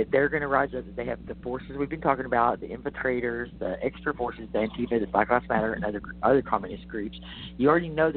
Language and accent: English; Texas, United States; as a Texan